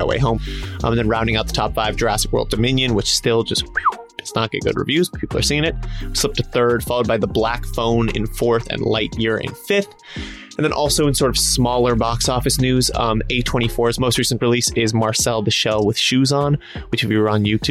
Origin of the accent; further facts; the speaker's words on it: Boulder, Colorado, United States; also born or lived in Denver; I'm from Boulder, but I've spent a lot of time in Denver as well